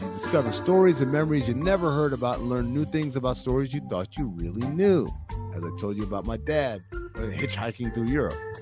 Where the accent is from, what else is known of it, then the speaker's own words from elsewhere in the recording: Sudan; moved away; My dad, uh, is from Sudan. I'm from Sudan